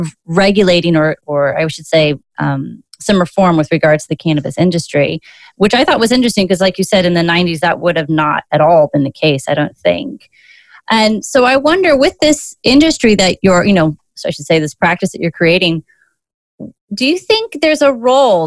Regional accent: Virginia, United States; Virginia, your home state

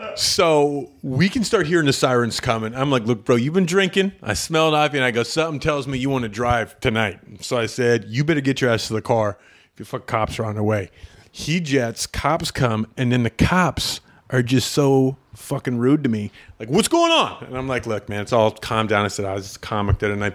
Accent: Canada; I'm Canadian.

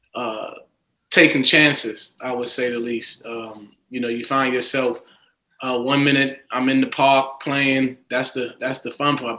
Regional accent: New York City, New York, United States; I grew up in Queens

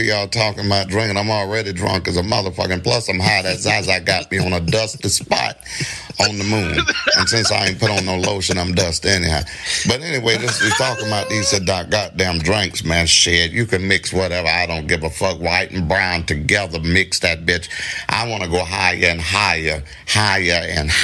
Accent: Miami, Florida, United States; I'm from Miami

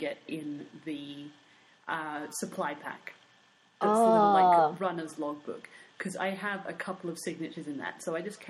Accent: Australia; I'm Australian.

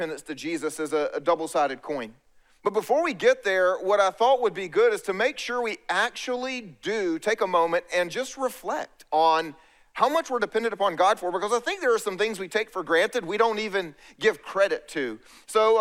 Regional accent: East Coast, United States; I grew up here on the East Coast

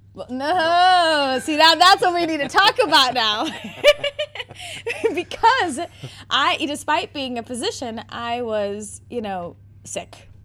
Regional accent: Naperville, Illinois, United States; also born or lived in South Bend, Indiana; I am, have been born and bred in Naperville, Illinois

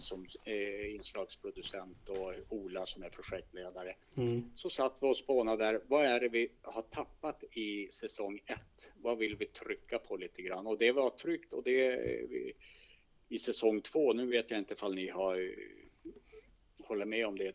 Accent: inland Västerbotten, Västerbotten County, Sweden; moved away as an adult; also born or lived in Stockholm; som är uppvuxen i skogen egentligen eh, och här uppe i Västerbottens inland

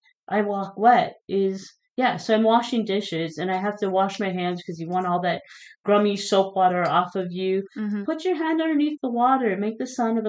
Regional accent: Minnesota, United States; now in Phoenix, United States; growing up in Minnesota

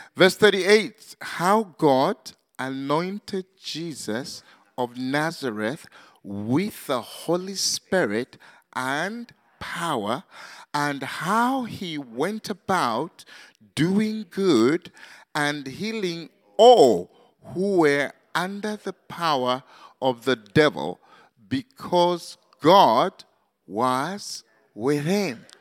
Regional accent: Zambia; also born or lived in Manchester, United Kingdom; Zambia, uh, uh, my home country

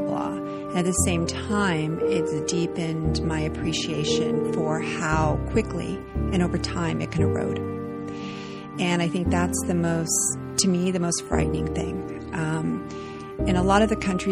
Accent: Las Vegas, Nevada, United States; I grew up in Nevada, in Las Vegas, Nevada.

